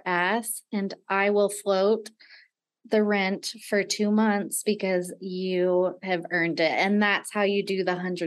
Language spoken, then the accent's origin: English; Nevada, United States; moved away as an adult; I grew up in Nevada